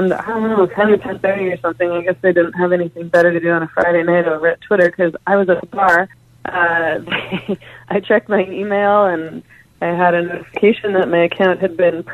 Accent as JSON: {"language": "English", "country": "Canada", "said": "I'm Canadian, so that's why I'm talking about a Canadian context."}